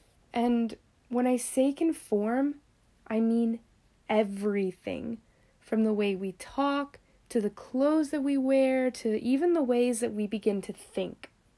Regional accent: Florida, United States; accent: northern; Though I'm from Florida, most say I have more of a northern accent, which I love because I hate this furnace of a state.

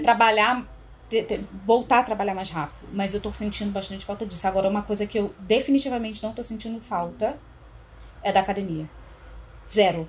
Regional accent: Rio de Janeiro, Brazil; now in São Paulo, Brazil; Como uma boa carioca

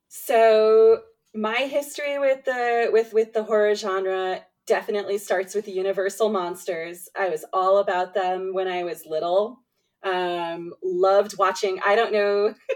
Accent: New York City, New York, United States; I grew up in New York City

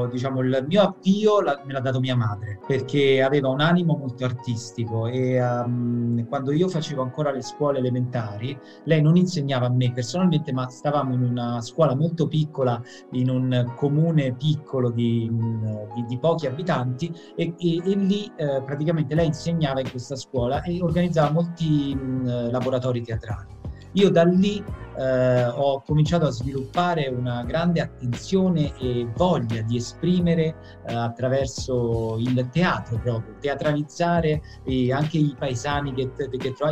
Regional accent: Agnone, Campania, Italy; also born or lived in Agropoli; io sono nato ad Agropoli e ho vissuto per uh, eh, 18 anni um, Ehm, ad Agnone, eh, quindi in, in, mm, comune di Montecorice, ma ad Agropoli ho fatto le scuole, avevo mia nonna, quindi in pratica sono stato diviso tra Agnone e Agropoli nella mia infanzia, adolescenza.

